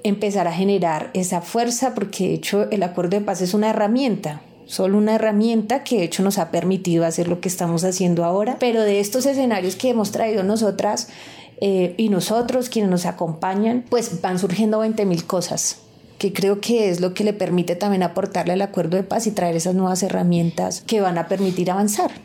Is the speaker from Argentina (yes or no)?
no; Colombia; somos nosotros y nosotras como colombianos